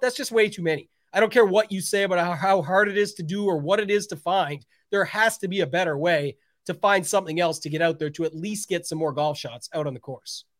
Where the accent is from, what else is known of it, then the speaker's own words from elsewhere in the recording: Canada; I am Canadian